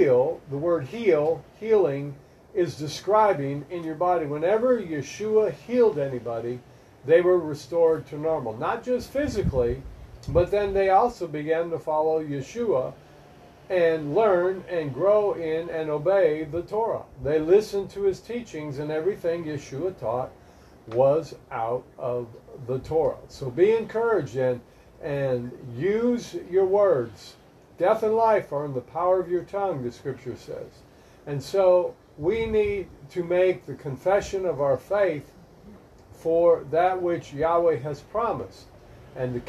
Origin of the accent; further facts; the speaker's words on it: Milwaukee, Wisconsin, United States; now in Florida, United States; I grew up in Milwaukee